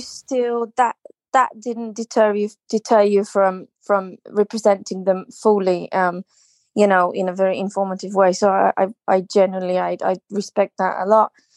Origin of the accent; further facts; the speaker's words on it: Slovenia; now in United Kingdom; I'm originally from Slovenia, but I live in the U K now.